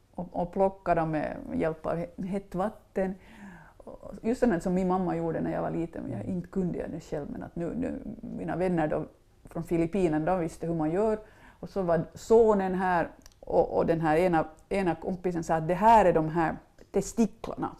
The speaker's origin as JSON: {"language": "Swedish", "area": "Mjölbolsta", "region": "Uusimaa", "country": "Finland", "tie": "born or raised there", "also_born_or_lived": "Ekenäs / Los Angeles", "said": "mina föräldrar bodde i Mjölbolsta där jag hade vuxit upp på en gård som hette Mängels och bodde där tills jag var 20."}